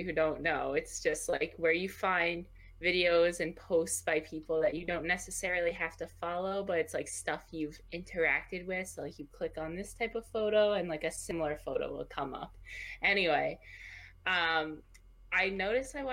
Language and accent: English; United States; we're American